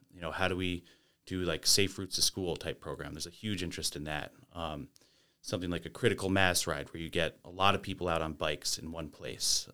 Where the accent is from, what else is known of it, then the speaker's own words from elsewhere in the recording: Lake Placid, New York, United States; also born or lived in Bolton, New York; I grew up in the Adirondacks and Bolton and Lake Placid and, uh, traveled around and came back to the area